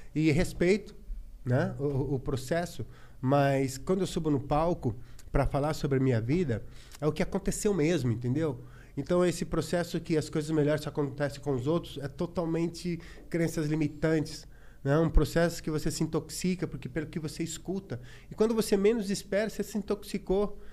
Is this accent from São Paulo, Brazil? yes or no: yes; São Carlos, São Paulo, Brazil; moved away as an adult; eu sou do interior, de São Carlos